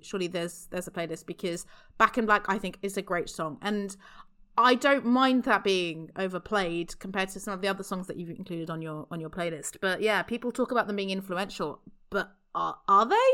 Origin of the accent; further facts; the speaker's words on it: United Kingdom; I am only British up to a point